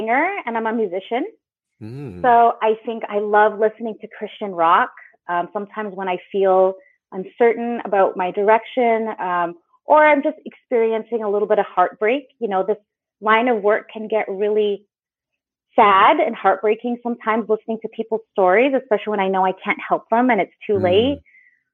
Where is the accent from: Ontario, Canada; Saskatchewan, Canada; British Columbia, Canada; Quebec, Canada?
British Columbia, Canada; just outside of Vancouver; I'm originally from just outside of Vancouver, British Columbia, Canada